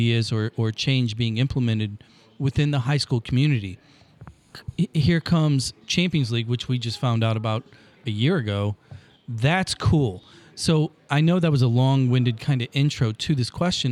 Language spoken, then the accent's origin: English; Granite City, Illinois, United States; now in St. Louis, United States; I'm a public school kid. I grew up in Granite City